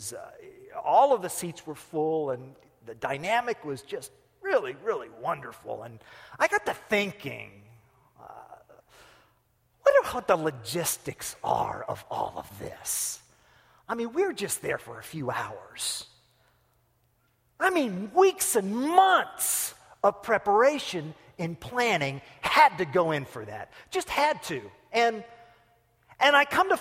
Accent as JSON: {"language": "English", "country": "United States", "said": "I'm an American"}